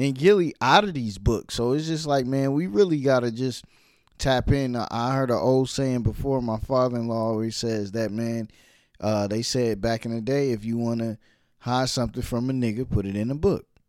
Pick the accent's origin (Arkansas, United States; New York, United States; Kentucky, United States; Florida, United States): New York, United States; New York City; I'm from Brooklyn